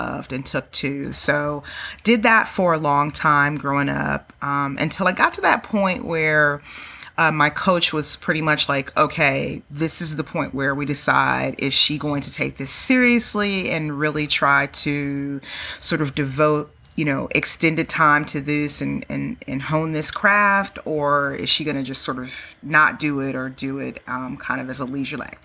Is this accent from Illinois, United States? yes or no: no; Bay Area, California, United States; moved away as an adult; also born or lived in East Coast, United States; I'm born and raised in California. I'm a 100% Cali girl to the bone, Bay Area. Moved to the East Coast.